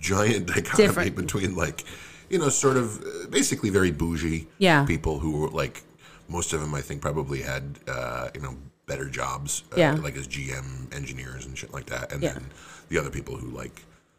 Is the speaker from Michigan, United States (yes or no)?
yes; Detroit, Michigan, United States; born there; December 21st, 1983, I was born in St. John's Hospital in Detroit, Michigan.